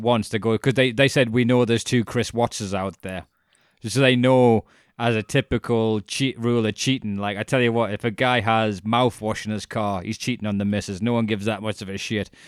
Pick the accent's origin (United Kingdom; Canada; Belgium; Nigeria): United Kingdom; as being British